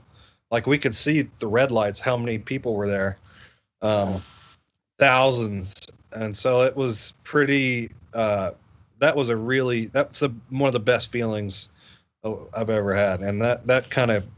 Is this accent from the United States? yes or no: yes; Asheville, North Carolina, United States; we had this festival in my hometown. I'm from Asheville, North Carolina